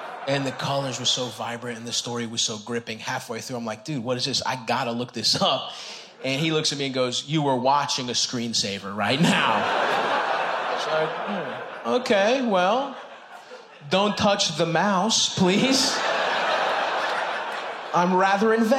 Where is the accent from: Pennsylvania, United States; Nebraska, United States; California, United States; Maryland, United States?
Maryland, United States; Baltimore; I grew up in Southeast Baltimore, Greek town.